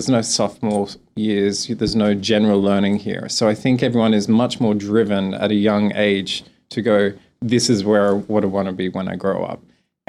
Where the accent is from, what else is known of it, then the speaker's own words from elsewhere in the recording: Australia; accent: Australian; I have letters of American accent, but I'm not as strong Australian as other people.